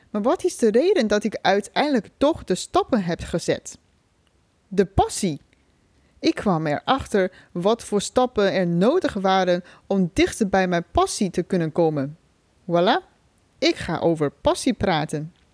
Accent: China; Dutch is a second language; moved away as an adult; now in Netherlands; Ik ben 33 jaar oud. Oorspronkelijk kom ik uit China. Voor de studie ben ik naar Nederland gekomen. Inmiddels woon ik hier al bijna 13 jaar.

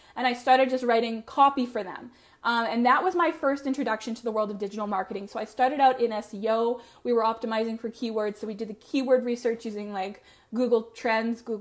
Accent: Medicine Hat, Alberta, Canada; I ended up moving back to my hometown of Medicine Hat

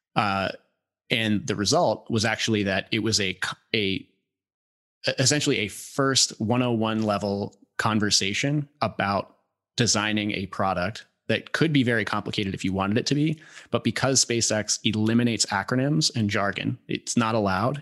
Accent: Northern Virginia, United States; I grew up in Northern Virginia, uh, a little bit south of D C, had, uh, big property

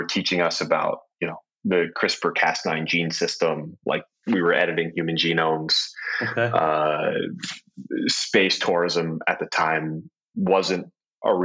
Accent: Ohio, United States; I grew up in Ohio

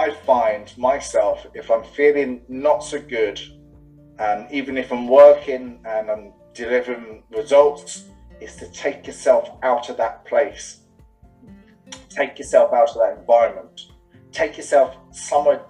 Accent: England, United Kingdom; also born or lived in London; now in Dublin, Ireland; I'm English, living in Dublin.

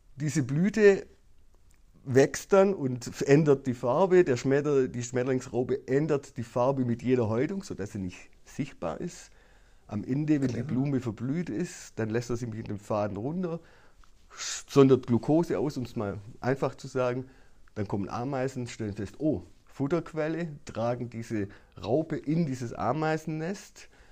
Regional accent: Baden-Württemberg, Germany; bei uns in Baden-Württemberg

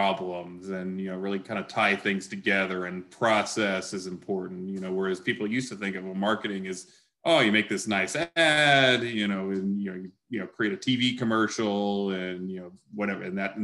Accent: Atlanta, Georgia, United States; growing up in Atlanta

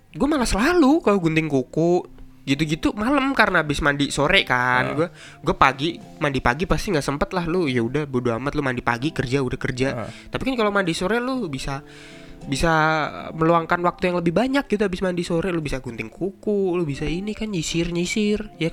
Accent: Semarang, Central Java, Indonesia; born there; gue kan besar di keluarga Jawa gue lahir

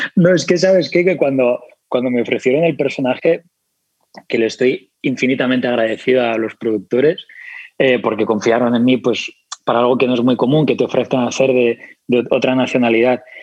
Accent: Spain; accent: Spanish; me cuesta más hablar con mi acento español

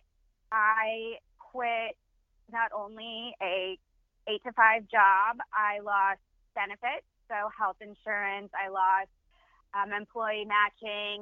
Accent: San Antonio, Texas, United States; I am born and raised in San Antonio, just in the central part.

